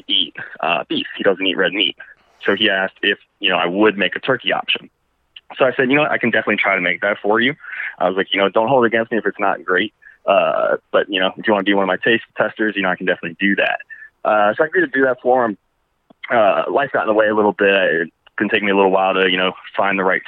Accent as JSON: {"language": "English", "town": "Orlando", "region": "Florida", "country": "United States", "said": "I'm from Orlando originally"}